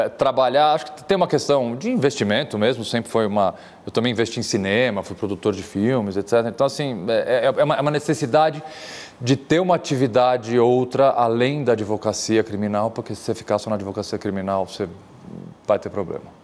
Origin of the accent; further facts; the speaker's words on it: São Paulo, Brazil; Eu tenho 46 anos, nascido e criado aqui em São Paulo.